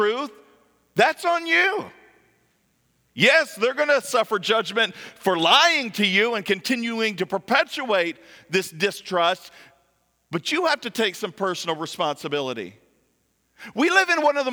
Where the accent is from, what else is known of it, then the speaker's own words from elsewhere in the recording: just south of Lexington, central Kentucky, United States; moved away; I'm from Kentucky, central Kentucky, just south of Lexington